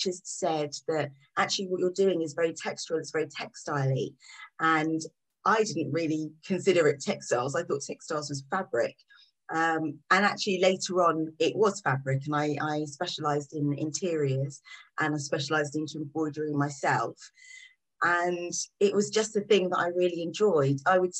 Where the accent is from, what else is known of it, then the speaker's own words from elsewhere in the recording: Kent, South East England, United Kingdom; moved away as an adult; now in London, United Kingdom; I grew up on the south coast of England in Kent.